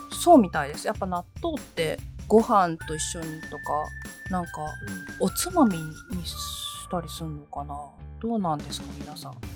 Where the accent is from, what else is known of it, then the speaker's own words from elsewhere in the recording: Hadano, Kanagawa, Japan; あの神奈川県のあの秦野市というところの出身なんですけどあの両親は2人とも山形県出身なんですよ